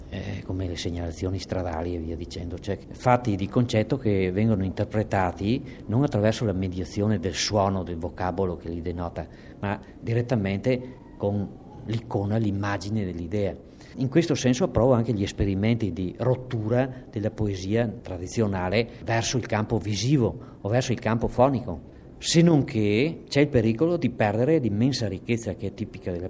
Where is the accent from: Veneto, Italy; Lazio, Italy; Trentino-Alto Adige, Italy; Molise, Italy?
Veneto, Italy; accent: Alto Trevigiano dialect; in dialetto, il mio dialetto alto trevigiano